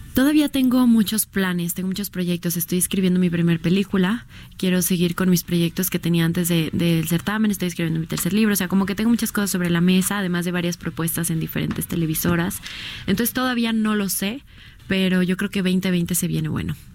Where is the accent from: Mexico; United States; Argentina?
Mexico